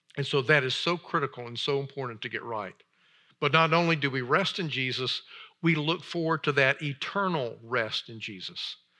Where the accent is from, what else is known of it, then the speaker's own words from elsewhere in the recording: Alabama, United States; moved away as an adult; also born or lived in Chicago area / Oxford, Mississippi; I grew up in Alabama